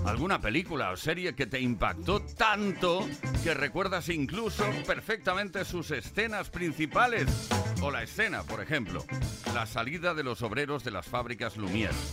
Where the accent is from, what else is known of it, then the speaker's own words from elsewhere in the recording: Valladolid, Castile and León, Spain; de Valladolid